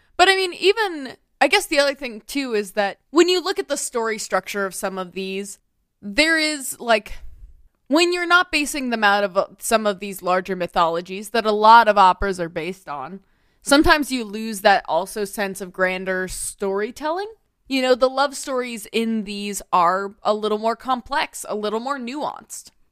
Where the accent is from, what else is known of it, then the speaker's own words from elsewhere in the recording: Tennessee, United States; I grew up in Tennessee